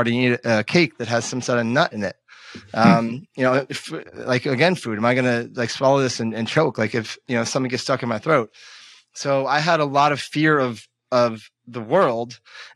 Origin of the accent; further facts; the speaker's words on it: Vermont, United States; I grew up in Vermont where the pollen was really, really heavy.